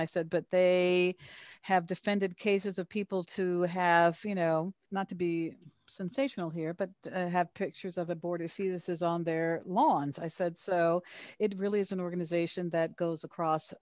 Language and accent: English; Chicago, Illinois, United States; now in Los Angeles, United States; I am originally from Chicago, was always in theater and television